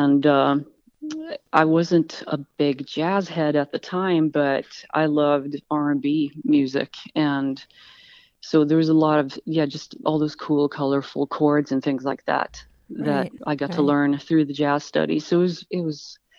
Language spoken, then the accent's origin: English; Stockholm, Stockholm County, Sweden; moved away; also born or lived in Los Angeles, United States; I'm born in Los Angeles, but I grew up in Sweden